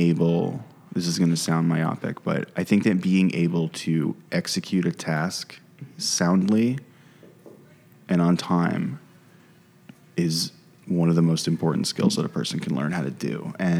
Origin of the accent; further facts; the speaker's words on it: United States; me being American and being a white guy was viewed as an asset